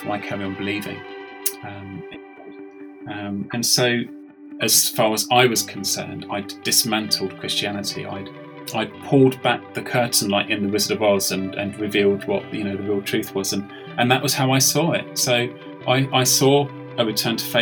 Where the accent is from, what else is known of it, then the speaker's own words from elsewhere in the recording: London, United Kingdom; accent: English; moved away as an adult; now in Swindon, United Kingdom; But I was brought up in London, in the east side of London, a place called Raynham